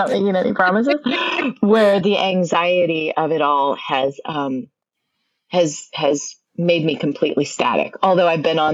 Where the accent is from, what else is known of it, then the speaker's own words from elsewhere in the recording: Nebraska, United States; I'm from Nebraska